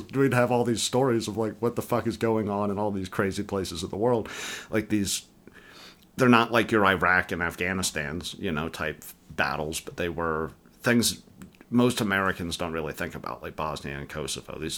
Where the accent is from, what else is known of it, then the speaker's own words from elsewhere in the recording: England, United Kingdom; born there; I was born in England.